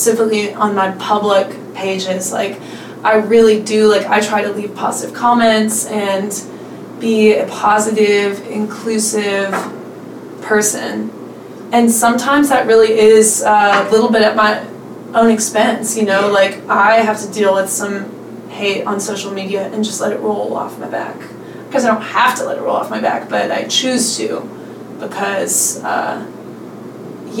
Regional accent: central Pennsylvania, United States; moved away as an adult; now in Memphis, United States; I grew up in central Pennsylvania, kind of in like Amish country, close to where Penn State University is

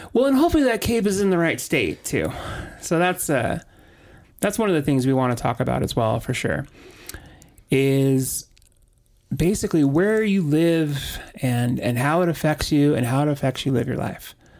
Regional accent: Orange County, Southern California, United States; So, I was raised in Southern California, in Orange County

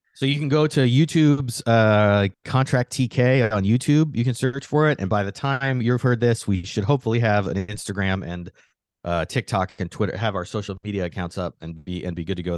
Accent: Phoenix, Arizona, United States; now in New York, United States; I grew up in Arizona, so everything was on an hour earlier

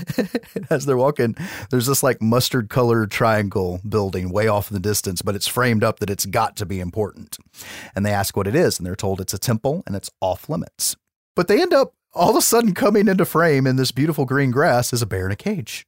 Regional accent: United States; I'm an American

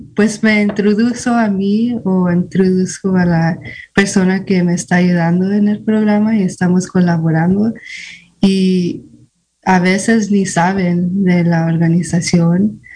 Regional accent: Fort Bragg, California, United States; also born or lived in Guadalajara, Jalisco, Mexico; yo nací en Guadalajara, Jalisco, México, pero me trajeron aquí a Fort Prague, California, cuando tenía 11 meses. Entonces me crecí aquí casi toda mi vida

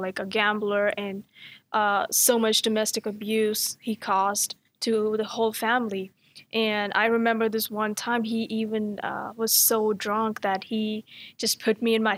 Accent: New Delhi, Delhi, India; first language Hindi; English is a second language; moved away as an adult; now in Dallas, United States; I'm from New Delhi, India

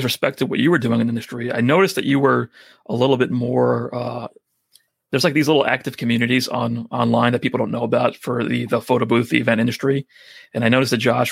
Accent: New York, United States; accent: New Yorker thick accent; I'm a New Yorker with a thick accent

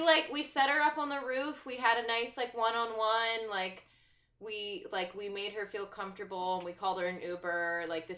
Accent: Baltimore, Maryland, United States; we're from Baltimore

